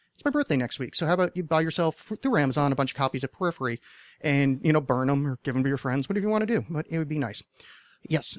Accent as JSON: {"language": "English", "region": "New Jersey", "country": "United States", "tie": "born or raised there", "moved": "yes", "said": "I grew up just outside of Manhattan, because uh, if you say which would be in New Jersey"}